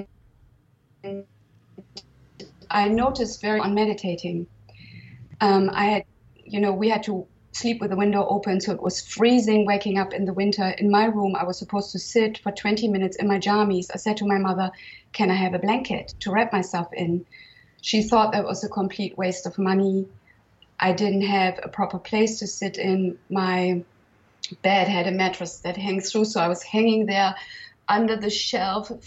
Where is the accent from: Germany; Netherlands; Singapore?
Germany; now in Provence, France; I was born in 1966 in Germany